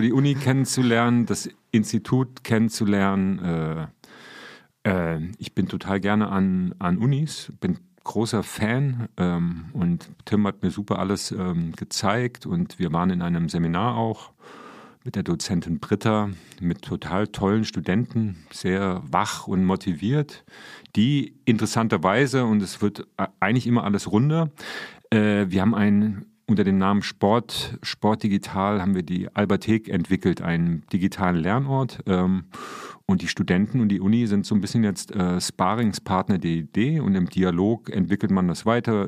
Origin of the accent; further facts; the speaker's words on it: Marburg, Hesse, Germany; ich bin sozialisiert worden. Also ich stamme aus Marburg